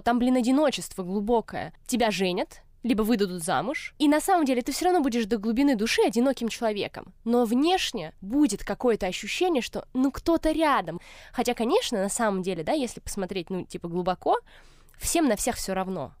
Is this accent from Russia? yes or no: yes; Moscow, Russia; я выросла в Москве